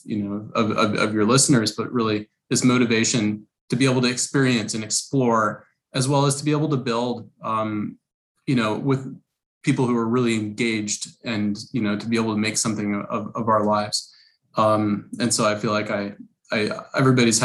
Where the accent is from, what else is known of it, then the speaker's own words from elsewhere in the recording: New York City, New York, United States; moved away as an adult; also born or lived in Rochester, New York; now in San Francisco Bay Area, United States; I grew up in Brooklyn, New York. Was fortunate enough to go to a private school for the first few years of my life. Then we moved outside of New York City and to upstate New York